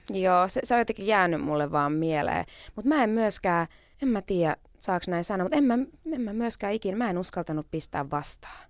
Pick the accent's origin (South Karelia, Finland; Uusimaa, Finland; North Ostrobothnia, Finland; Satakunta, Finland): Uusimaa, Finland; Kerava; Mä olin pieni keravalainen.